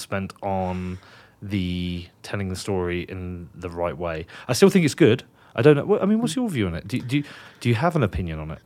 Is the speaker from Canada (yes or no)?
no; United Kingdom; now in Wyoming, United States; I'm British